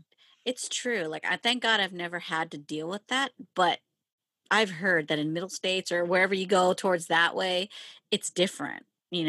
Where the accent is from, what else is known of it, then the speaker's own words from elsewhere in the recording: Philippines; So because I'm not Hawaiian like by blood, I don't consider myself Pacific Islander. So I consider myself more Asian, like Filipino.